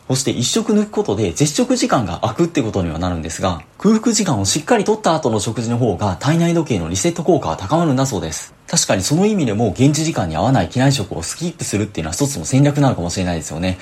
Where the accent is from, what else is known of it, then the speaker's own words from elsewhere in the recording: Osaka, Japan; 僕もともと大阪出身で